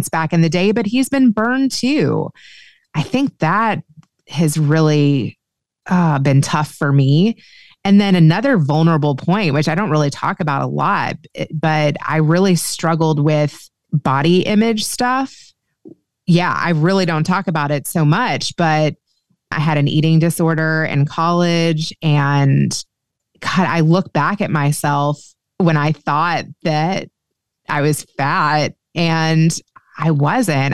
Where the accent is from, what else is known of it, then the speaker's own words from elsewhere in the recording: Kentucky, United States; moved away as an adult; also born or lived in Los Angeles, United States; I grew up Jewish in Kentucky